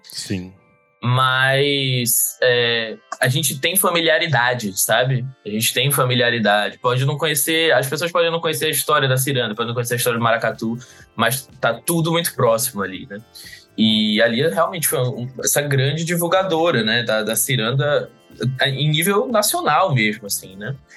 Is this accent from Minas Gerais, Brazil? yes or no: no; Recife, Pernambuco, Brazil; eu sou de, de Pernambuco, de Recife